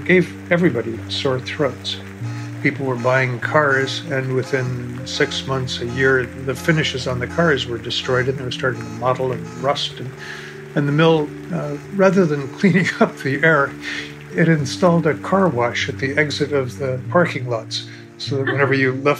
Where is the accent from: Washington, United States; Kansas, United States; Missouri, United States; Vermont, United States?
Washington, United States; Camas; I was raised in Camas, C-A-M-A-S, Washington, which is about 12 miles away from Portland, Oregon